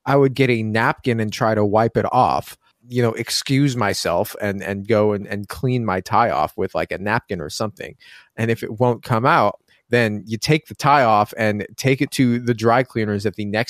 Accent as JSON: {"language": "English", "region": "Oregon", "country": "United States", "said": "I'm from Oregon"}